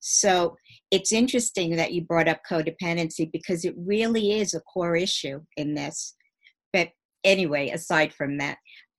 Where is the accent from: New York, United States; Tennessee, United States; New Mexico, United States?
New York, United States; I grew up in Long Island. I lived in a nice home.